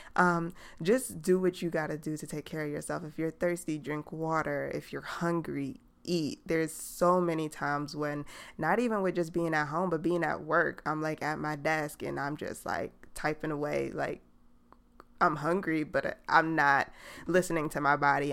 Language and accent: English; New York City, New York, United States; now in Atlanta, United States; I'm from New York